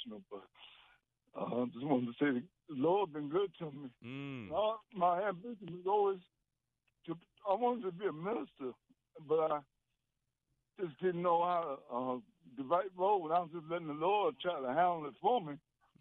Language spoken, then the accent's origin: English; Virginia, United States; moved away; I'm from Virginia. I got a home church down there